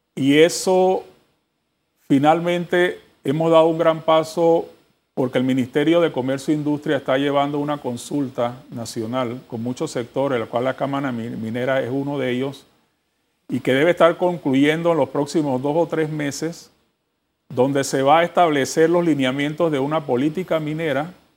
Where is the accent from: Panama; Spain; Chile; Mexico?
Panama; todos nosotros como panameños